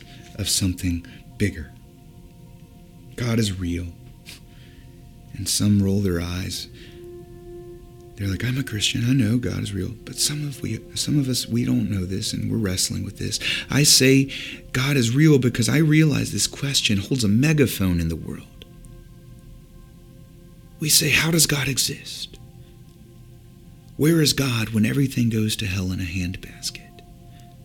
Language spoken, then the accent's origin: English; Virginia Beach, Virginia, United States; moved away; also born or lived in Indiana, Pennsylvania; Growing up in Virginia Beach, Virginia